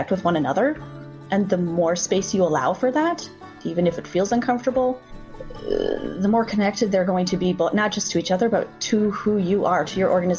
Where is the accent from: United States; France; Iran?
United States; Inwood; I grew up in a blue household.